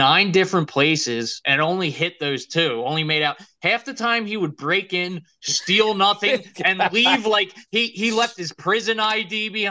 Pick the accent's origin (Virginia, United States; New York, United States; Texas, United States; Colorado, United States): Virginia, United States; Virginia Beach; I was born in Virginia Beach at a hospital that they were like, they were building the hospital as I was being born.